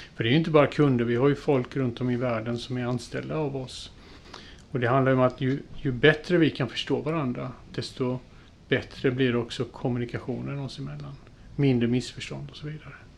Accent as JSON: {"language": "Swedish", "town": "Jönköping", "region": "Jönköping County", "country": "Sweden", "tie": "born or raised there", "moved": "as an adult", "lives_now": "Gränna, Sweden", "said": "vi är uppvuxna i Jönköping"}